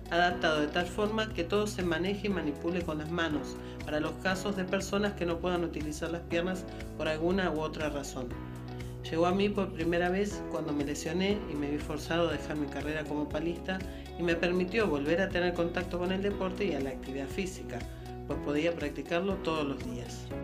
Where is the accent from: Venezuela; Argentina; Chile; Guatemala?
Argentina; Buenos Aires; born there; Nací en Buenos Aires, Argentina, un 11 de noviembre de 1981